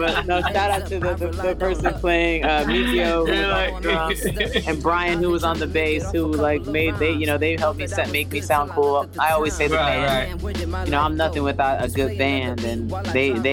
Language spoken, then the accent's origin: English; New York City, New York, United States; I'm from the Bronx, New York